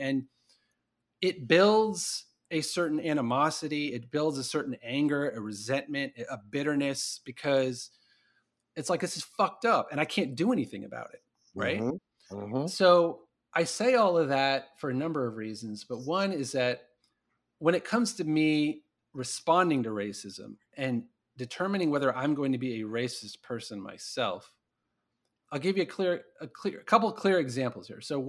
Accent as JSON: {"language": "English", "region": "Missouri", "country": "United States", "tie": "born there", "said": "first generation Indian American. So I was born in Missouri."}